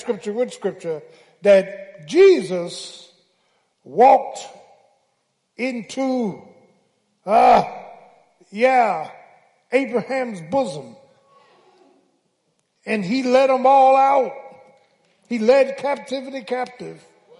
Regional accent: Philadelphia, Pennsylvania, United States; I'm from South Philly

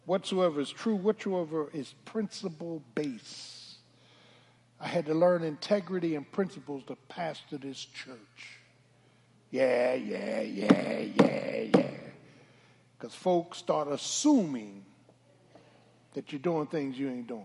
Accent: Philadelphia, Pennsylvania, United States; I'm from Philly. South Philly.

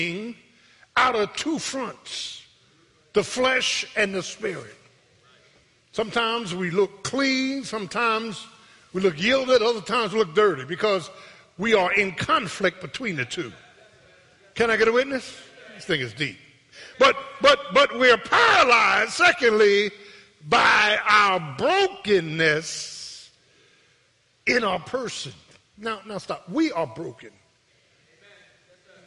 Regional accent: Philadelphia, Pennsylvania, United States; I was born in Pennsylvania Hospital on the 8th floor

